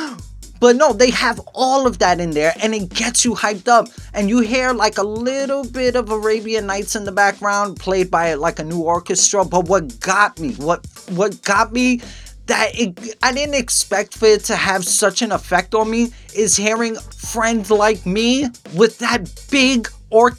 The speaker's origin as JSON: {"language": "English", "region": "New York", "country": "United States", "accent": "New York", "said": "I'm from New York. I have a New York accent"}